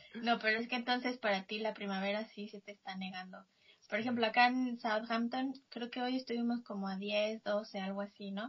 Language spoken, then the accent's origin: Spanish; Mexico; soy mexicana